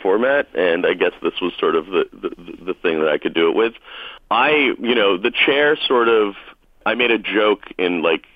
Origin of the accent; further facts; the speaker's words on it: Lexington, Massachusetts, United States; moved away as an adult; also born or lived in Amherst, Massachusetts; now in Brooklyn, United States; Outside Boston. I grew up in Lexington, Mass.